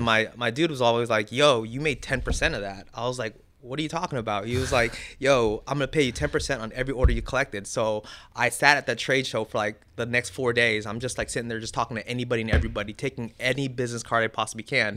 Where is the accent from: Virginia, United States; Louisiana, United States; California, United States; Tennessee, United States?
California, United States; Santa Ana; I was born in the eighties, grew up in the nineties, and during the time I grew up in Orange County